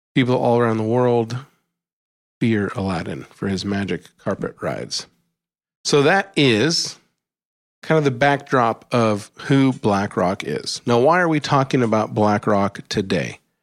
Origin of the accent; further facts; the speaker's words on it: Alaska, United States; When I was growing up in Alaska